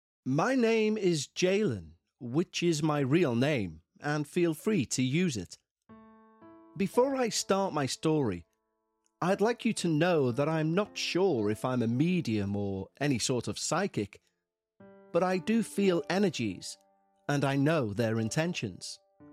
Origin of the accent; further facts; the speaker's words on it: North Carolina, United States; also born or lived in Florida; I was born in Florida, but I grew up in a small town in North Carolina. I lived in Florida for 3 years and in North Carolina for 7 years. I then moved to Illinois in 2012, where I currently live.